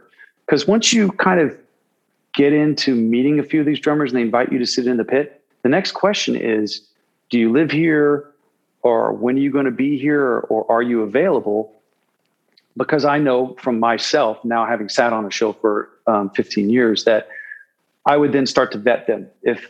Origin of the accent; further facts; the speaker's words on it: West Coast, United States; And plus I grew up out on the West Coast.